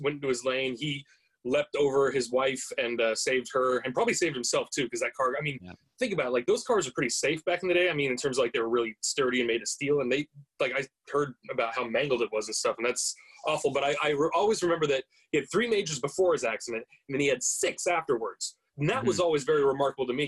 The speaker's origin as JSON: {"language": "English", "country": "United States", "said": "I am an American"}